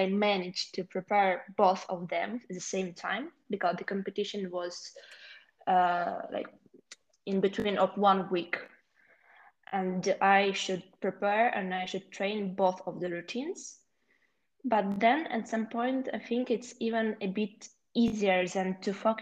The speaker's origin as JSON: {"language": "English", "country": "Ukraine", "also_born_or_lived": "Kyiv", "second_language": "English", "said": "I'm from Ukraine and currently I live in Kiev"}